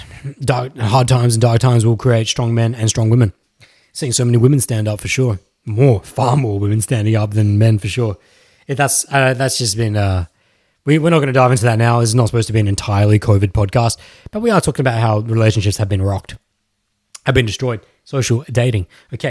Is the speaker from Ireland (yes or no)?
no; Melbourne, Victoria, Australia; born there; I'm not even from Melbourne, but I was born there.